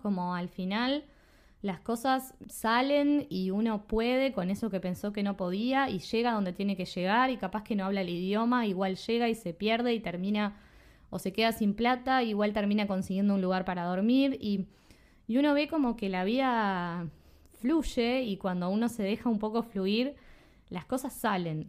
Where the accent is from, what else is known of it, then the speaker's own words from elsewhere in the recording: Uruguay; also born or lived in Spain / Australia; soy de Uruguay